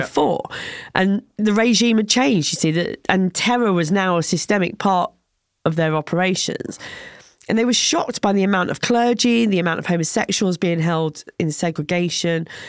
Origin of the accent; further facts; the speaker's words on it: England, United Kingdom; I said I was from England